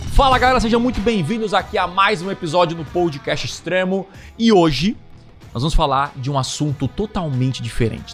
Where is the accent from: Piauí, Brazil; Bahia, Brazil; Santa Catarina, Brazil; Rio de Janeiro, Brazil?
Santa Catarina, Brazil; Criciúma; eu sou aqui de Criciúma, do interior